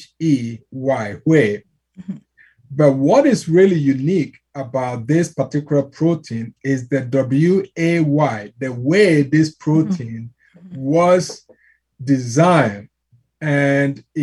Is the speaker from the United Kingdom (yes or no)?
no; Ghana; I'm from Ghana, West Africa